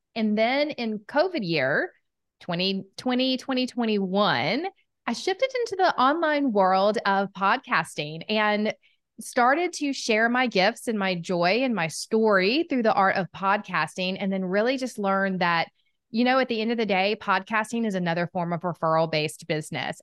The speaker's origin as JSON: {"language": "English", "region": "Southern United States", "country": "United States", "accent": "Southern", "said": "my Southern accent"}